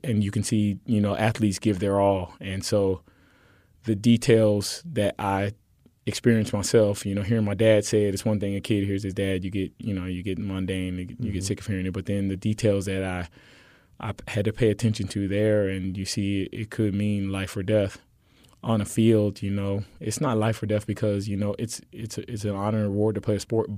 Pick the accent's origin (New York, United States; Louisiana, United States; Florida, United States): Florida, United States; Miami; moved away as an adult; now in Houston, United States; I came to Houston from Miami, Florida, on a track and field scholarship, and so you know I played soccer as an early child, and then when I got to high school in Miami